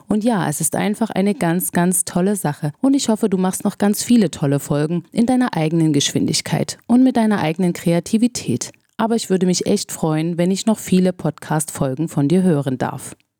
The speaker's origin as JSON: {"language": "German", "country": "Germany", "said": "bei uns in Deutschland"}